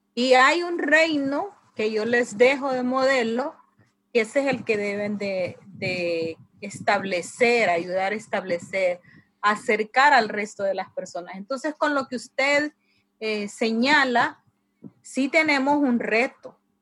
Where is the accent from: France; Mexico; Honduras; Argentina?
Honduras; La Ceiba, Atlántida; de La Ceiba, Honduras